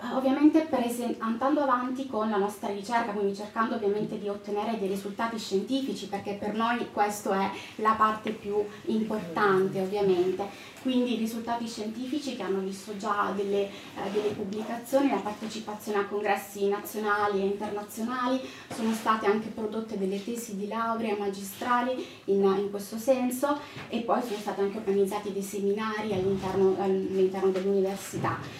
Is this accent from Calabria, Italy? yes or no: yes; Calabria, Italy; moved away; also born or lived in Lombardy; io sono calabrese